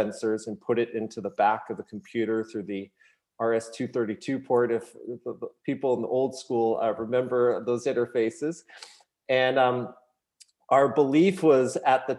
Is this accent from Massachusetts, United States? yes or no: yes; Massachusetts, United States; also born or lived in Los Angeles, California; I was actually born in LA, lived there for a few years, but I basically grew up here in Massachusetts